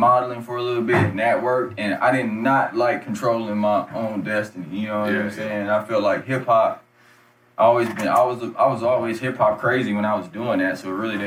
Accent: Flint, Michigan, United States; also born or lived in Detroit, Michigan; now in Kansas City, United States; I'm actually from Flint, Michigan

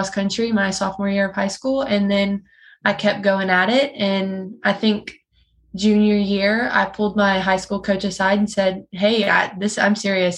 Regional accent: Prairieville, Louisiana, United States; I'm from Prairieville, Louisiana. So a little bit like 20 to 30 minutes from Baton Rouge

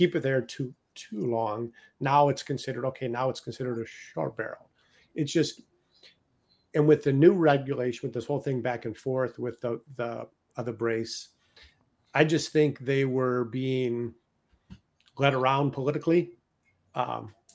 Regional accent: Detroit, Michigan, United States; moved away; also born or lived in Chicago; I was born and raised in Detroit, Michigan

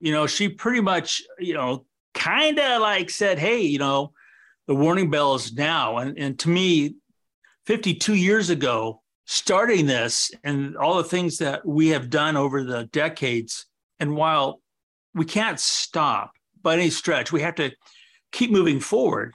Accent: Southern California, United States; also born or lived in San Diego / Mammoth Lakes; the house was in Southern California

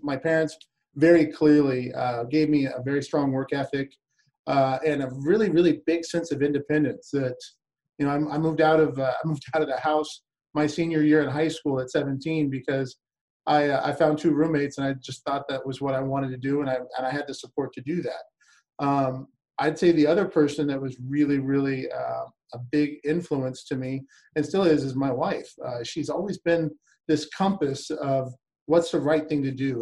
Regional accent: Albuquerque, New Mexico, United States; moved away as an adult; also born or lived in South Florida / Lakeland, Florida; Albuquerque, New Mexico, which is my hometown where I'm from

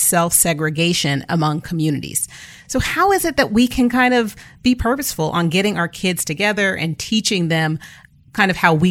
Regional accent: San Jose, California, United States; I'm a Black girl from the Bay. {S2} Hey. {S0} Born and raised in San Jose before it was the Silicon Valley, right?

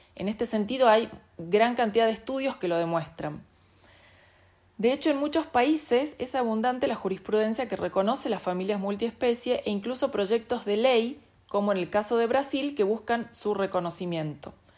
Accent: Salta, Argentina; soy salteña

